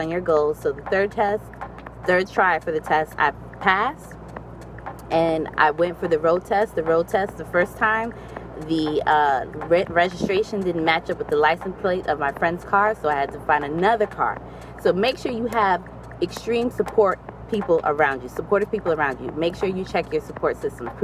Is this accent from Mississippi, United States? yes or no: no; New York City, New York, United States; moved away as an adult; now in Hampton, United States; As a New Yorker, I was all about the trains and the subways